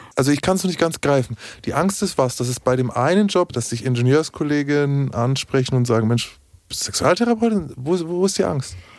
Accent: Bavaria, Germany; ich bin aus Bayern

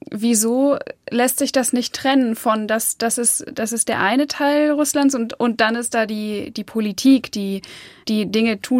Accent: Germany; ich bin Polin und ähm, in Deutschland geboren, aber gerade deshalb, weil ich in Deutschland geboren und aufgewachsen bin, ist so die polnische Kultur und die polnische Sprache so wichtig für mich

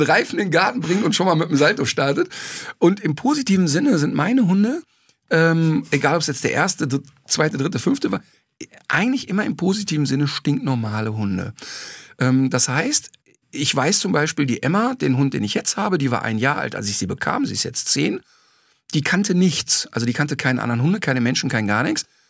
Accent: Ruhr area, North Rhine-Westphalia, Germany; ich komme ja aus dem Ruhrbord

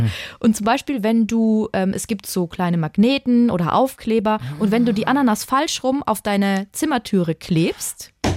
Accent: Würzburg, Bavaria, Germany; aus meiner Heimatstadt in Würzburg

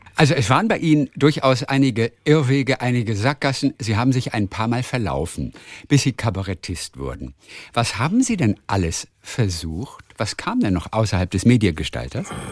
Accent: Northern Germany, Germany; ich komme aus Norddeutschland

